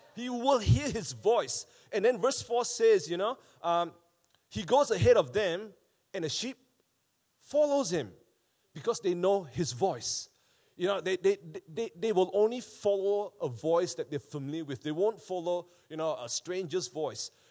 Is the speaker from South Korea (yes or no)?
no; Malaysia; now in Wellington, New Zealand; back home when I was growing up in Malaysia